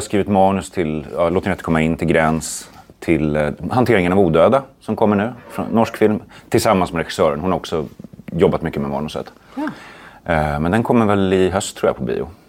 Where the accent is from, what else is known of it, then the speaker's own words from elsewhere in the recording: Sweden; jag är en svensk skräckförfattare